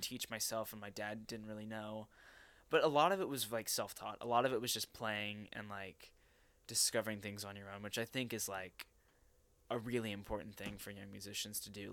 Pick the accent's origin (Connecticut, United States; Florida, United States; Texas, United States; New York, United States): Texas, United States; Arlington; at age 13 in Arlington, Texas, at a public, uh, uh, I guess junior high school